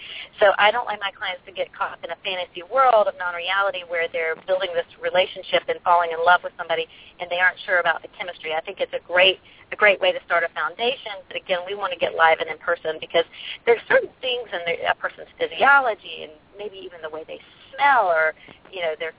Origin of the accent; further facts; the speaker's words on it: the South, United States; I come from the South